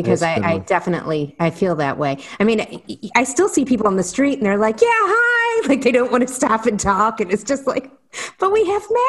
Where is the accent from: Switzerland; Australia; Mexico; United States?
United States; Ohio; accent: Ohio; moved away; I'm sorry for the Ohio accent.